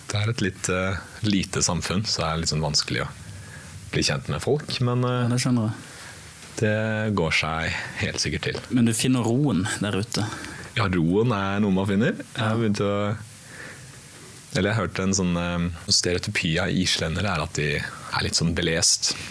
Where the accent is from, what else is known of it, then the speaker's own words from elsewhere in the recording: Iceland; also born or lived in Norway; Jeg er, eh, jeg er både fra Island og Norge. Så litt av begge deler og ingen av dem samtidig.